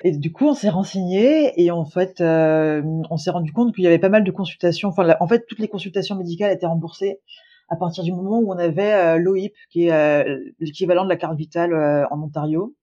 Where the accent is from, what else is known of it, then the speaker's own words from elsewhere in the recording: Lyon, Auvergne-Rhône-Alpes, France; moved away as an adult; also born or lived in Ireland; now in Toronto, Canada; je suis originaire de Lyon